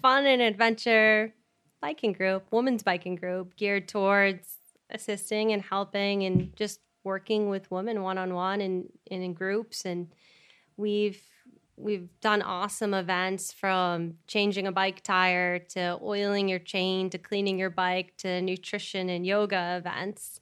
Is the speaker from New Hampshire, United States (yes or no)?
yes; Chester, New Hampshire, United States; we grew up in Chester, New Hampshire